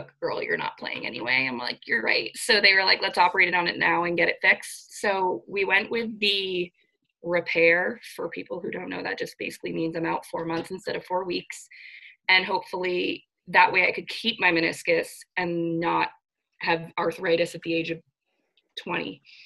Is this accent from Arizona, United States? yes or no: no; Scarborough, Maine, United States; also born or lived in Fairfield, Connecticut; I am from Scarborough, Maine, which is the greater Portland area